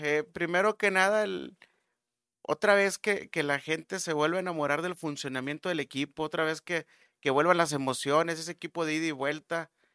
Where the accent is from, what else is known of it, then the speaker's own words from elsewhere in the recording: Monterrey, Nuevo León, Mexico; hablando como regios